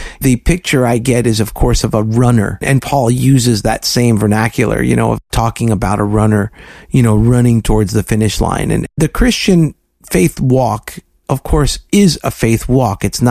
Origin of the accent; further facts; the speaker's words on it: South Florida, United States; my story about growing up in South Florida